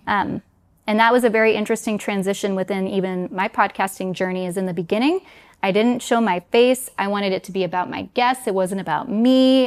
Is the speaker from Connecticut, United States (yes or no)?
no; New York City, New York, United States; moved away as an adult; also born or lived in Denmark; I was born in New York City, grew up in the New York area, but I'm also half Danish